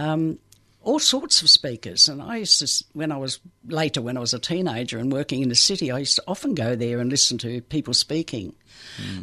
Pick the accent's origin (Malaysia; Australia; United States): Australia; Perth, Western Australia; I grew up in Western Australia